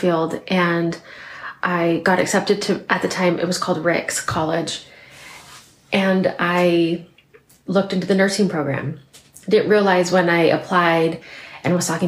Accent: Spokane Valley, Washington, United States; I was born and raised right here in Spokane Valley

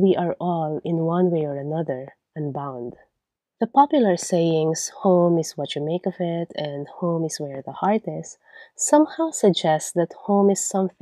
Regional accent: Philippines; accent: Filipino; first language Tagalog; English is a second language; moved away; my accent will never be unrecognizably Filipino

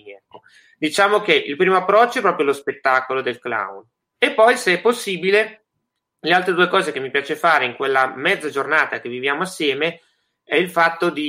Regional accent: Leggiuno, Lombardy, Italy; Sono cresciuto in un piccolo paese eh, della provincia di Varese che si chiama Leggiuno e diciamo

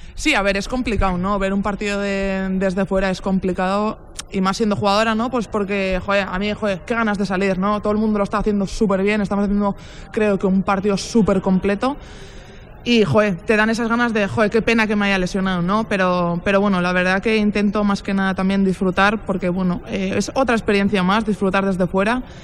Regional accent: Basque Country, Spain; now in Zaragoza, Spain; soy vasca

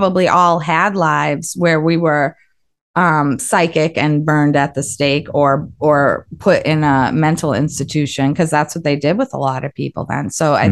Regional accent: Westwood, Massachusetts, United States; I grew up in Westwood, Mass.

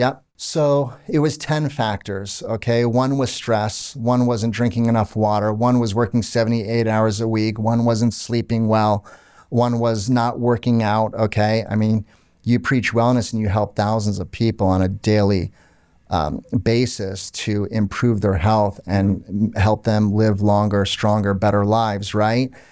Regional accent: Orlando, Florida, United States; also born or lived in Canada; I grew up in Orlando, Florida. My parents were Lebanese, as you know. Um, I was born in Canada, but lived in Orlando pretty much my whole life.

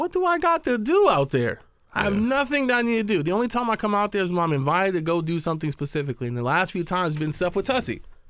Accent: Oakland, California, United States; Yeah, and I grew up in the town. I grew up in the East.

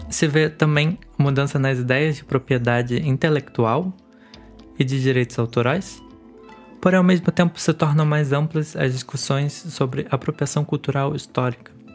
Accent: Niterói, Rio de Janeiro, Brazil; Eu nasci em Niterói, no Rio de Janeiro

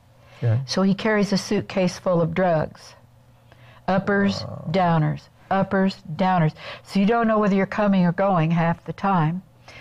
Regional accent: Kansas City, Missouri, United States; moved away as an adult; We went home to Kansas City, which is my hometown.

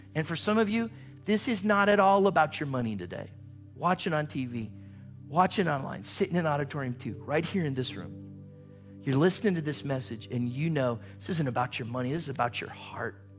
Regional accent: Warren, Ohio, United States; I'm from Warren, which is right near there

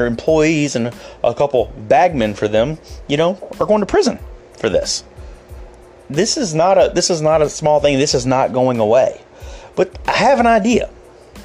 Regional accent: Memphis, Tennessee, United States; Memphis, my hometown

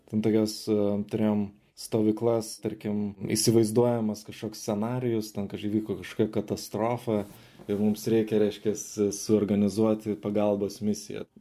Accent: Vilnius, Vilnius County, Lithuania; moved away as an adult; now in South Africa; užaugau Žirmūnuose, medikų šeimoje

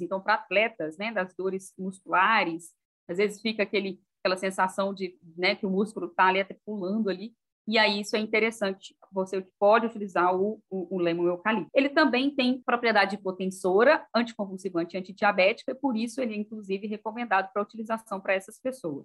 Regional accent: Minas Gerais, Brazil; em Minas Gerais, né, de onde eu, é, eu, sou mineira

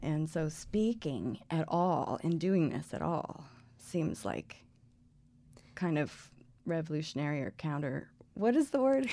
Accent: Colorado, United States; I grew up here in Colorado.

